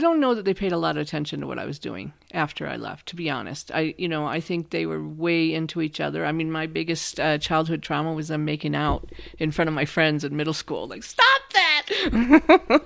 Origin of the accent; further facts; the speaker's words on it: Iowa, United States; moved away as an adult; now in San Luis Valley, Colorado, United States; I grew up in Iowa, but I came, yes, I grew up in Iowa, but I came to Colorado